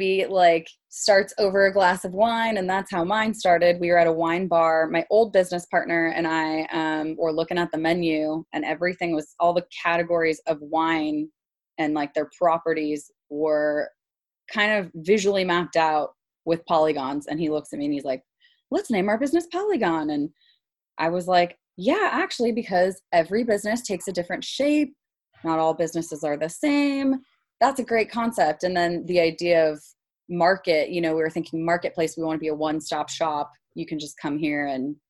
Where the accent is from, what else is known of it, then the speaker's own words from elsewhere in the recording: Salinas, California, United States; moved away; also born or lived in Los Gatos, California; I grew up in a actually predominantly Hispanic city. And a lot of my friend groups were pretty diverse growing up. So I really had this different kind of cultural experience within, you know, California